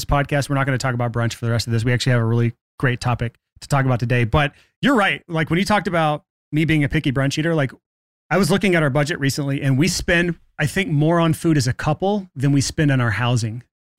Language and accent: English; Alabama, United States; I'm from Alabama.